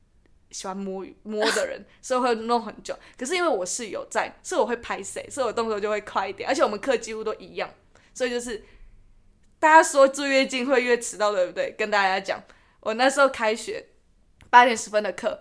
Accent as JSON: {"language": "Chinese", "region": "New Taipei", "country": "Taiwan", "said": "因为我是我是新北人"}